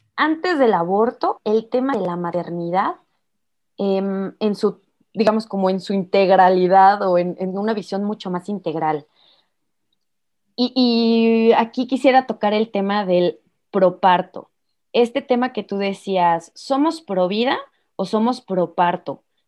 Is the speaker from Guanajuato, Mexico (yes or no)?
yes; Irapuato, Guanajuato, Mexico; soy de Irapuato, Guanajuato, México, en el Bajío